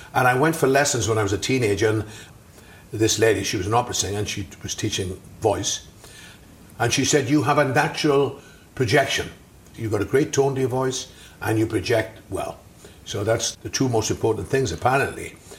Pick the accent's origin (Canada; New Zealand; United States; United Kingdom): United Kingdom; South Wales; I grew up in South Wales